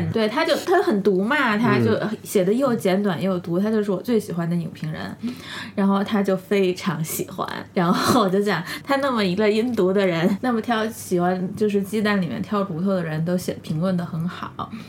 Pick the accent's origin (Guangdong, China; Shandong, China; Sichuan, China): Sichuan, China; 我们都是四川人，就诺兰。